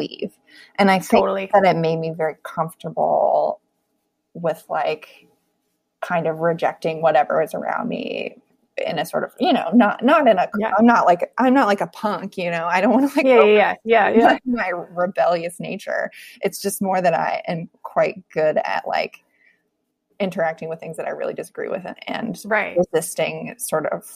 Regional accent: Hurricane, West Virginia, United States; moved away as an adult; also born or lived in New York / Berlin; I'm from Hurricane

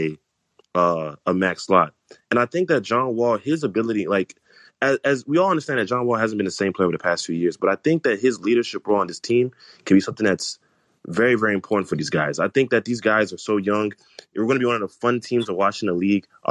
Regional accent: Nigeria; I'm Nigerian as well.

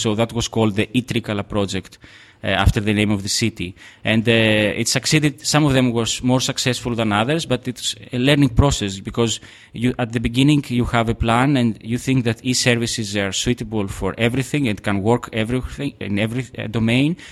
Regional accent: Trikala, Thessaly, Greece; now in Athens, Greece; I come from Trikala

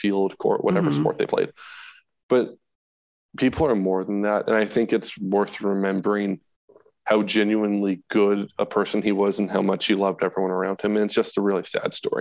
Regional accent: Massachusetts, United States; I'm from Massachusetts originally.

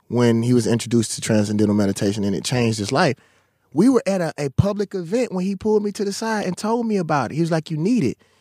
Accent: Mississippi, United States; I come from Mississippi

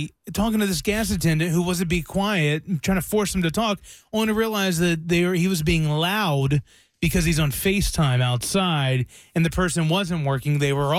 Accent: the South, United States; I'm from the South.

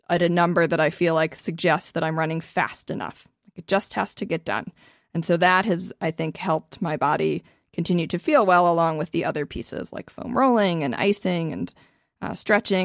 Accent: Ohio, United States; I'm also from Ohio

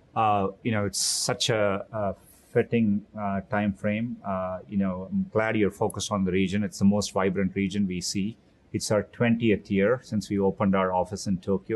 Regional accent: Chennai, Tamil Nadu, India; moved away as an adult; also born or lived in Mountain View, California; now in United States; I grew up in Chennai, India

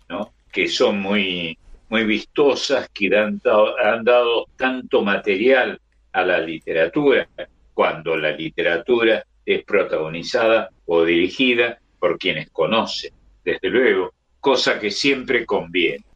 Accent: Córdoba, Argentina; el barrio San Vicente, donde nací.

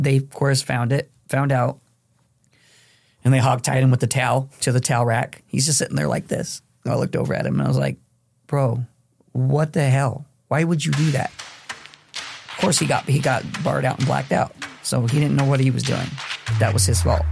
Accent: Phoenix, Arizona, United States; also born or lived in Mexico; now in Western New York, United States; from Phoenix, Arizona

